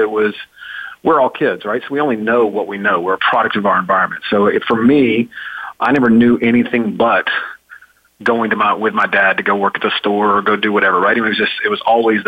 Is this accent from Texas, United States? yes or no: yes; Dallas, Texas, United States; moved away; also born or lived in Memphis, Tennessee; I was born in Dallas, Texas, grew up in Dallas, Texas, in a entrepreneurial family.